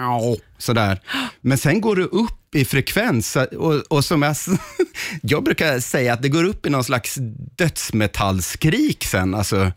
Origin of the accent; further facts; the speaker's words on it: Östergötland, Sweden; jag växte upp i Östergötland